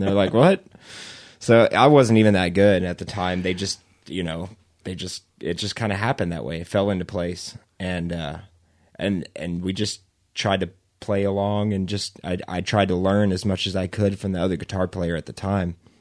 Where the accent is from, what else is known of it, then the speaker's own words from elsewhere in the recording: Edmond, Oklahoma, United States; moved away as an adult; also born or lived in Norman, Oklahoma; now in Moore, United States; I'm from Edmond, but right now I live in, uh, live in Moore